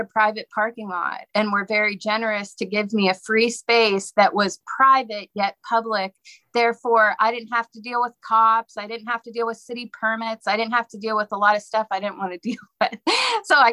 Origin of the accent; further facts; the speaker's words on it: Pittsburgh, Pennsylvania, United States; also born or lived in New Orleans; now in Savannah, United States; I moved here from New Orleans. I'm originally from Pittsburgh